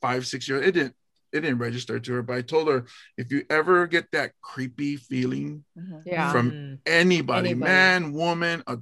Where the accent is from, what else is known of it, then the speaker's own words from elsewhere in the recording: Hawaii, United States; in Hawaii, we're removed from Washington D.C. You know, we're the furthest state from it